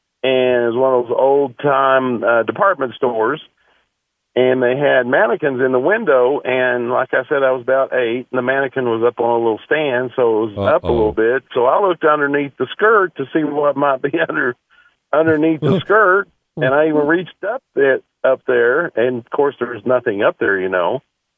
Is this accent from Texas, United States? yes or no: yes; West Texas, United States; now in Wyoming, United States; I grew up in West Texas